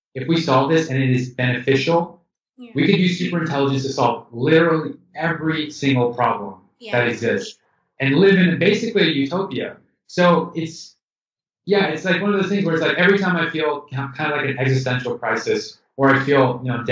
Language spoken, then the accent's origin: English; Houston, Texas, United States; moved away as an adult; also born or lived in San Francisco, United States; now in Amsterdam, Netherlands; I was born in Houston, Texas, and I went to a pretty good it was a public school.